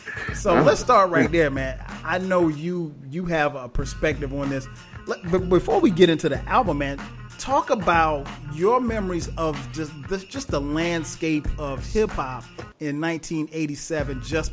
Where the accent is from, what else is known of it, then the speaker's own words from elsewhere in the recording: South Carolina, United States; I kind of gravitated towards on a day-to-day basis, even growing up in South Carolina.